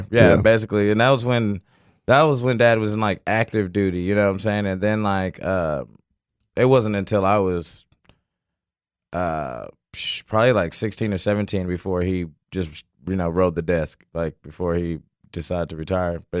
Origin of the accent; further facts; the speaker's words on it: Fort Collins, Colorado, United States; born there; also born or lived in California / Oklahoma / Florida / Okinawa; I was born in Fort Collins, Colorado, and um, we moved. We I mean we moved probably like every two years, every year or something.